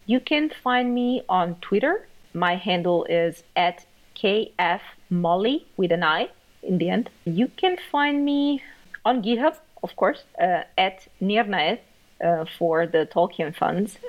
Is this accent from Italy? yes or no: yes; Italy; moved away as an adult; now in Germany; I'm actually from Italy. I moved to Germany uh, in 2013 to see what I can do about my career